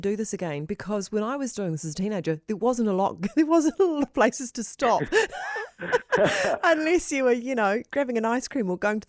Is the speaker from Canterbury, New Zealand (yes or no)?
yes; Christchurch, Canterbury, New Zealand; being a teenager growing up in Christchurch